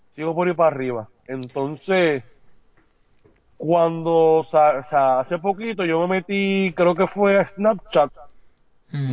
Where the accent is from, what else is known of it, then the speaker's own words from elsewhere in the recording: San Juan, Puerto Rico; yo salí de ahí, yo me crié ahí